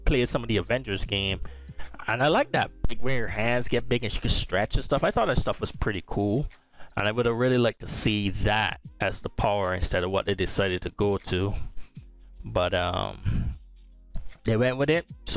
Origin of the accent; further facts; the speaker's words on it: Barbados; now in United States; living in the US, even though I was born in Barbados and raised